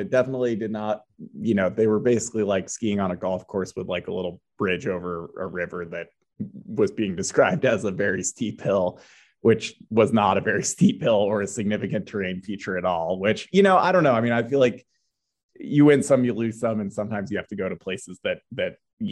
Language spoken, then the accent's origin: English; East Coast, United States; I grew up on the East Coast, grew up racing at the East Coast University circuit